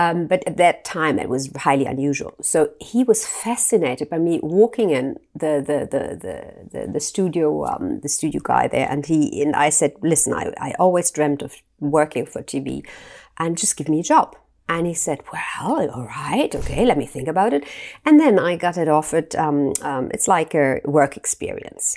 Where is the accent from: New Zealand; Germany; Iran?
Germany; I grew up in Germany